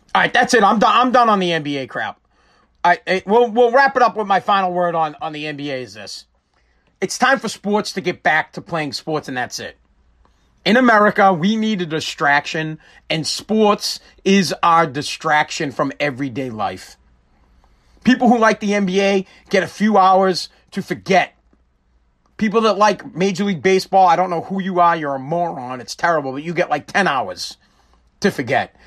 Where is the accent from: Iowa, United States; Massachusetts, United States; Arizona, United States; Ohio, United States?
Massachusetts, United States; Woburn; Woburn, I'm from Woburn, Massachusetts